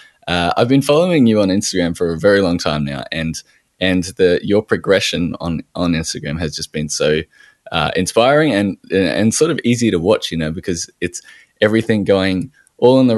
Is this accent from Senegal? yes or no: no; Australia